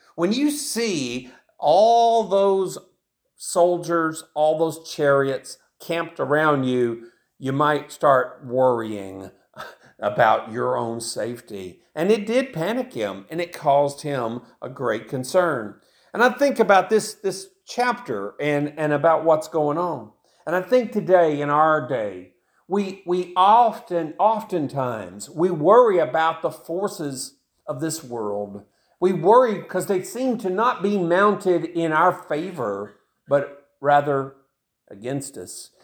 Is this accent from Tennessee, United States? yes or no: yes; Tennessee, United States; I grew up in Tennessee, and that's where I live right now, of course, and I've lived in Tennessee most of my life